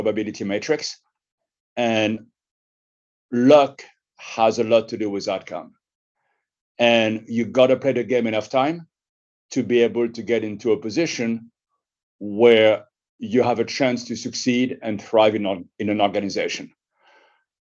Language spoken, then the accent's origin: English; Paris, Île-de-France, France; moved away as an adult; also born or lived in United States; I was born in Paris in 1963, and I grew up in a neighborhood of Montparnasse.